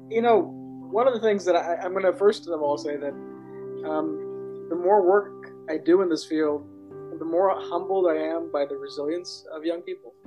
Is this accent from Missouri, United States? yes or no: no; Southern California, United States; growing up in Southern California